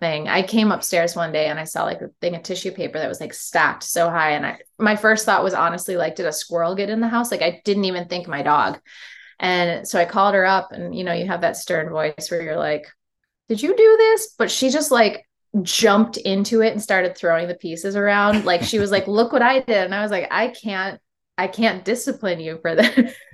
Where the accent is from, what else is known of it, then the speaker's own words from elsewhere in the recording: Syracuse, New York, United States; now in Philadelphia, United States; growing up in Syracuse